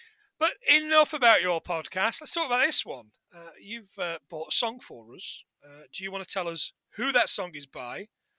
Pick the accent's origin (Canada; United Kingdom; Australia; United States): United Kingdom; including a couple that were really close to home in regards to being British.